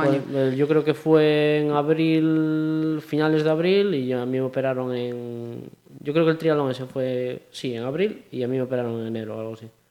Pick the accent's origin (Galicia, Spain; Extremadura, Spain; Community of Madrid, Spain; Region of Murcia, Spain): Galicia, Spain; Pontevedra; also born or lived in A Coruña; soy más de Pontevedra